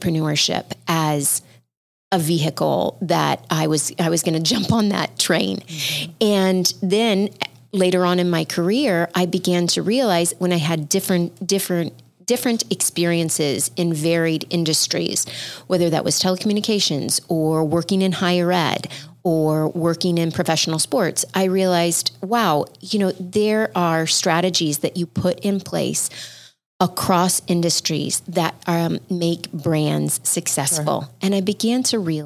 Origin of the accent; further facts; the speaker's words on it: Midwest, United States; I grew up in the Midwest